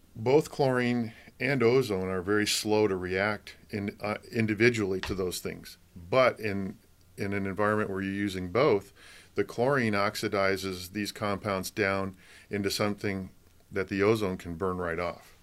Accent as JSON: {"language": "English", "region": "Michigan", "country": "United States", "tie": "born or raised there", "also_born_or_lived": "Colorado", "moved": "yes", "lives_now": "California, United States", "said": "I grew up in Michigan"}